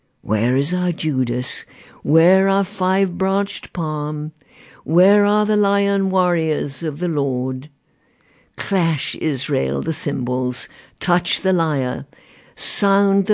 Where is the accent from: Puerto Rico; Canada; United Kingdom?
United Kingdom; England; moved away; my hometown in England is now one of the meltingest pot towns you could find.